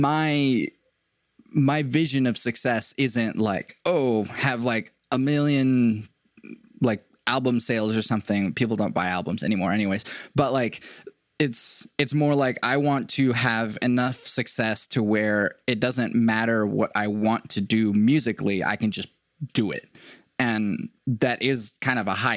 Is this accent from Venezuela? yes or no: yes; Venezuela; moved away; I'm an immigrant from Venezuela